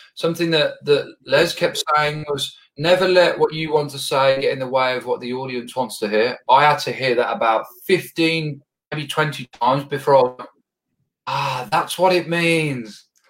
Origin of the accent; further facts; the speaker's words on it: Birmingham, West Midlands, United Kingdom; I'm actually from Birmingham, England